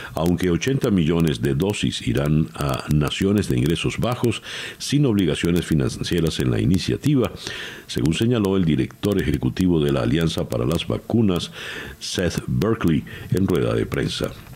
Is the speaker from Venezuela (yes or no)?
yes; Venezuela